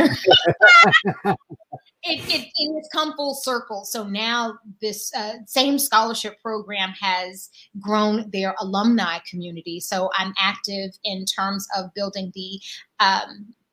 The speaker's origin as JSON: {"language": "English", "town": "Durham", "region": "North Carolina", "country": "United States", "tie": "born or raised there", "moved": "as an adult", "lives_now": "California, United States", "said": "growing up in Durham, I was always surrounded by Black folks"}